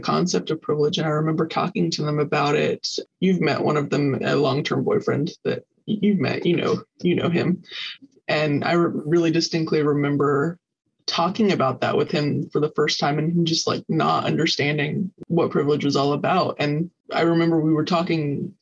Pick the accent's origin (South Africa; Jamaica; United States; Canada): United States; the South; moved away as an adult; also born or lived in Arizona; growing up in the South in particular, I grew up in a pretty well-off family